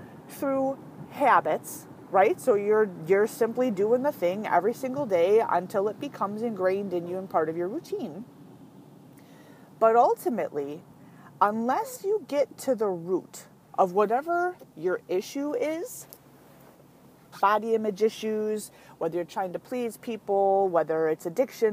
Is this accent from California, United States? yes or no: yes; California, United States; I was actually born in California. I'm adopted from birth, but I was born in California